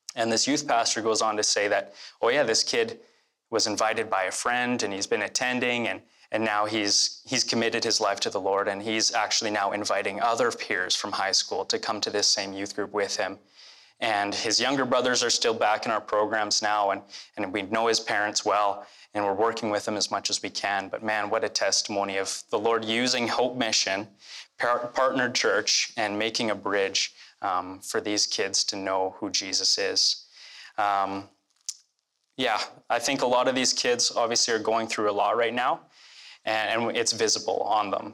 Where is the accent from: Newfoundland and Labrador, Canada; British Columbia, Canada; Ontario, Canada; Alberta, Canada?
Alberta, Canada; Red Deer; I grew up here in Red Deer. Actually, the, my childhood home is just a few blocks